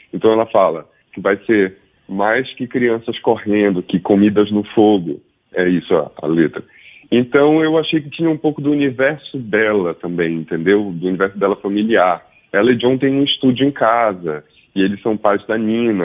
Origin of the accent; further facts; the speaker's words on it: Belém, Pará, Brazil; moved away as an adult; also born or lived in Rio de Janeiro / São Paulo; eu estou em Belém, eu nasci em Belém, construí minha vida musical em São Paulo